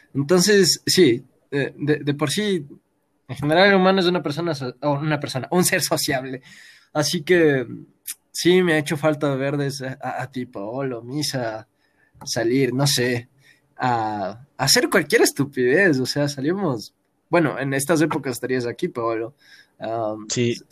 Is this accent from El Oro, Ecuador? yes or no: no; Quito, Pichincha, Ecuador; todos somos ecuatorianos, nacimos en Quito